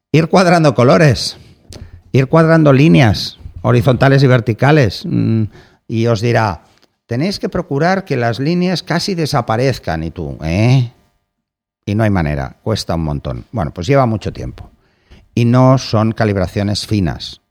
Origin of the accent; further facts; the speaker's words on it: Barcelona, Catalonia, Spain; soy de Barcelona